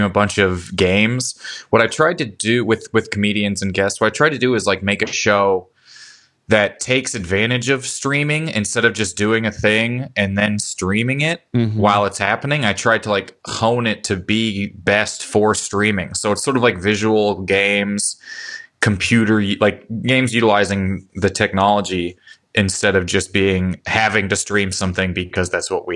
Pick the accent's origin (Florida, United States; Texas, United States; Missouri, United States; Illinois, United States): Missouri, United States; Lake Tapawingo; moved away; also born or lived in Chicago / New York City; I grew up outside Kansas City in Missouri, in a place called Lake Tappawingo.